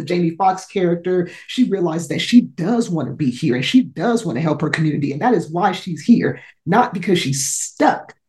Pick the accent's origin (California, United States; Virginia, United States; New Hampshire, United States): California, United States; Los Angeles; I grew up in South Central